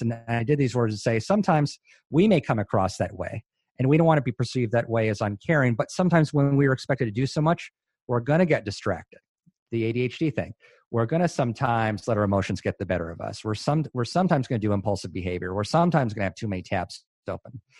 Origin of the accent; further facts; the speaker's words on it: Hawaii, United States; moved away as an adult; also born or lived in Chicago suburbs, Illinois; now in Durham, United States; I'm from Hawaii, born and raised